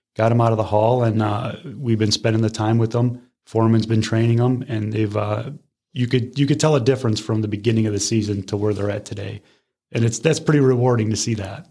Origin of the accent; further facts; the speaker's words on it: Parma, Ohio, United States; now in Brecksville, United States; I grew up in uh, Parma, born and raised